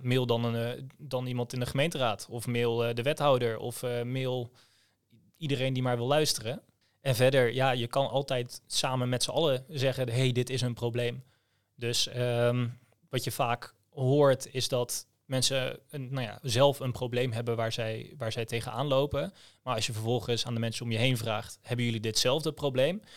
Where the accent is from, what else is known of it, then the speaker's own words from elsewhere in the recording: Groningen, Netherlands; ik kom uit Groningen